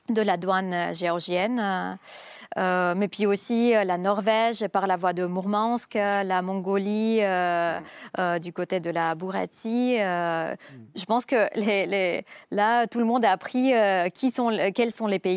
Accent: Saint Petersburg, Russia; now in Moscow, Russia; Je suis de Saint-Pétersbourg, mais ça fait longtemps que je vis à Moscou.

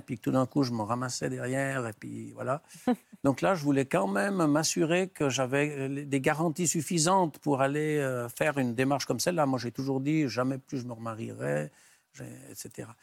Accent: Valais, Switzerland; chez nous en Suisse

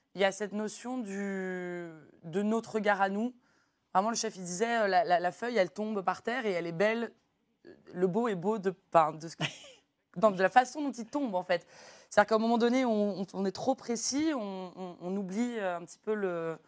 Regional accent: Lyon, Auvergne-Rhône-Alpes, France; moved away as an adult; also born or lived in Beaujolais; now in Paris, France; je suis chef de cuisine au restaurant Au Lyonnais à Paris, mais j'ai grandi ici à Lyon, dans le bouchon lyonnais de mon père

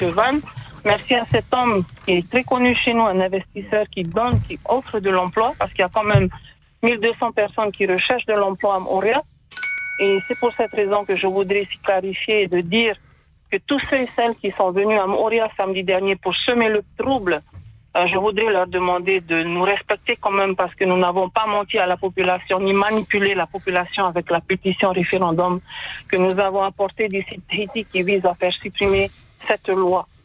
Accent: Raromatai, Leeward Islands, French Polynesia; also born or lived in Tahiti; Nous sommes originaires de Raromaté

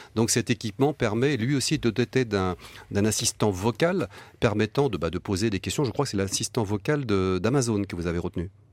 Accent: France; chez nous en France

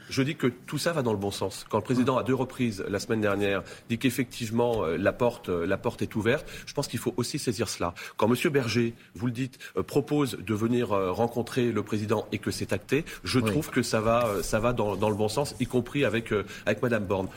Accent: Spézet, Brittany, France; Je suis originaire de Bretagne, dans un petit village qui s'appelle Spézet, dans le Finistère Sud

